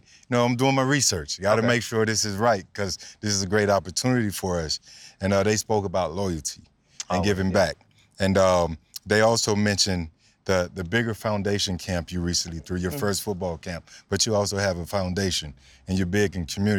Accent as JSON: {"language": "English", "town": "New Orleans", "region": "Louisiana", "country": "United States", "said": "Nothing wrong with that. Me too. I'm from New Orleans."}